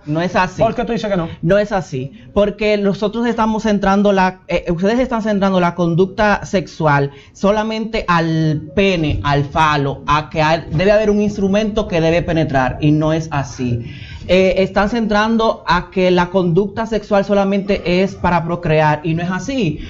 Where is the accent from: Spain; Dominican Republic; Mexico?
Dominican Republic; Villa Mella, Distrito Nacional; Vengo de Villamella.